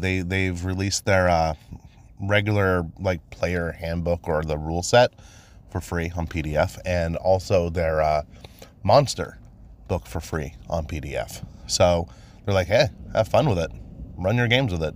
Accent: Maine, United States; I was born and raised in Maine

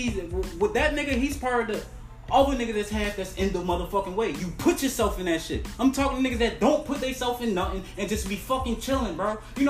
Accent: Baltimore, Maryland, United States; I come from Baltimore

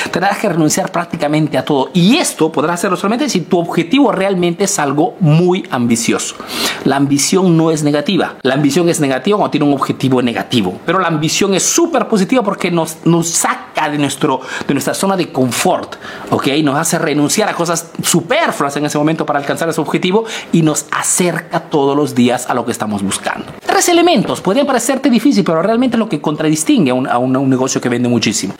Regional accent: Peru; now in Italy

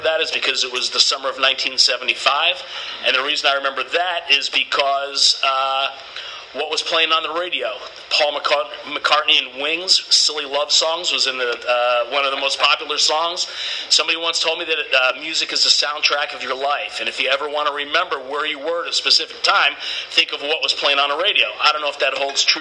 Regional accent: New York City, New York, United States; moved away; I was from Brooklyn, New York, originally. I lived there for most of my younger years. It's kind of where I consider to have grown up.

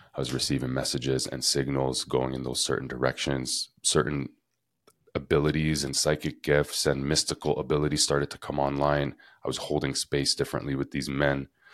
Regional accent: Canada; moved away as an adult; now in Costa Rica; growing up in Canada

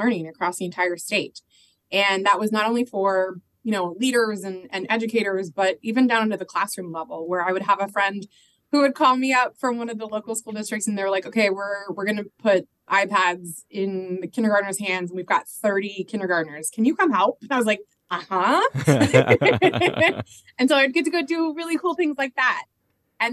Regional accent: Phoenix, Arizona, United States; moved away as an adult; also born or lived in Omaha, Nebraska / Washington State; now in Washington, D.C., United States; I grew up in Phoenix, Arizona, went to Arizona State

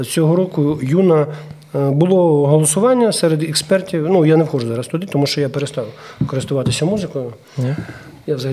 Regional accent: Ukraine; born there; А так я народився в Україні, і я на, на, на, на не знаю. Е, відсотки рахую, наскільки я відсотків українець

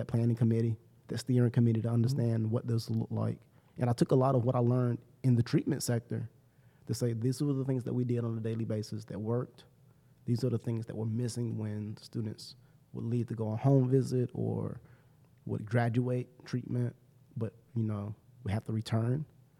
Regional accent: Salisbury, North Carolina, United States; now in Greenville, United States

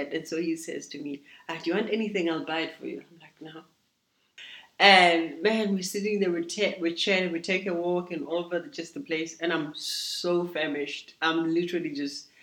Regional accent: Free State, South Africa; born or raised there; moved away as an adult; now in Cape Town, South Africa

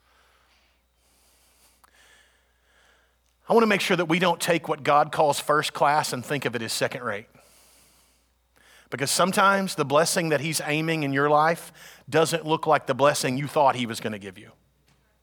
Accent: United States; We're Americans

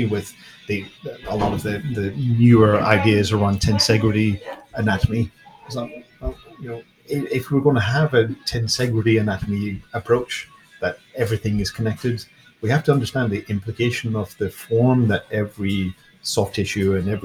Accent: Ireland; I grew up in Ireland with lots of dolmen and chamber graves

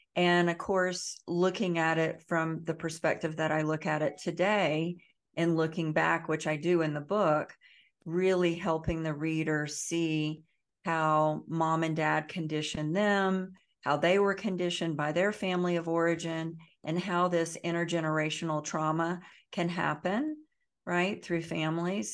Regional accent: the Bible Belt, the South, United States; I grew up in the South, in the Bible Belt, I grew up, um, very poor

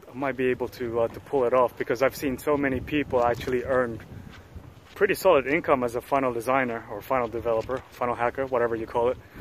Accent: Sydney, New South Wales, Australia; moved away as an adult; also born or lived in Philippines; now in Namwon, South Korea; my parents were born and raised in the Philippines, but we migrated to Australia. Uh, you know, I arrived in Sydney about 12 years old, and I grew up there

